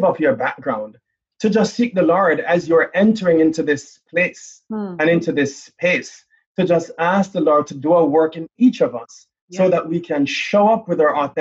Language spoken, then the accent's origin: English; Jamaica; moved away; I'm from Jamaica. So I grew up in the islands